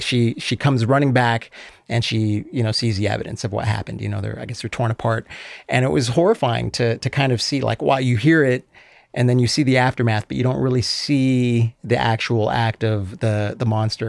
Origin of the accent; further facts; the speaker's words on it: Las Vegas, Nevada, United States; also born or lived in Los Angeles, California, United States; And I'm originally from LA. I grew up in Vegas, mm-hmm. but spent most of my time in Vegas. But I did go back and live in LA during my TV career.